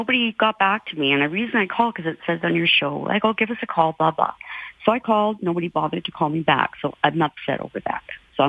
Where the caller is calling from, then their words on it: Lethbridge, Alberta, Canada; I'm calling from Lethbridge.